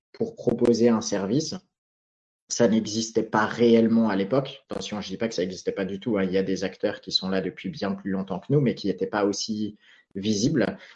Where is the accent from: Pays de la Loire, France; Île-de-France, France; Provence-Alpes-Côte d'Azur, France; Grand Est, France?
Grand Est, France; Alsace; moved away as an adult; also born or lived in Philippines; depuis deux ans, je suis installé au pied des Vosges, donc ma région natale en Alsace.